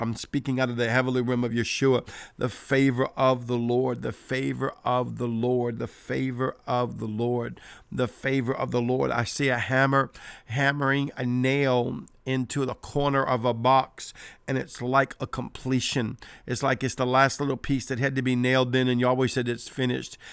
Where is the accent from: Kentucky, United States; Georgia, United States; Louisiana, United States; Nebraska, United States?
Louisiana, United States; New Orleans; I'm from New Orleans